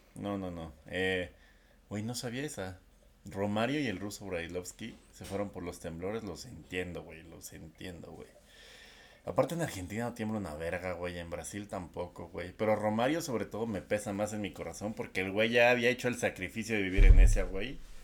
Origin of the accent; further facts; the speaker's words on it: Mexico; soy mexicano ya estoy acostumbrado a los temblores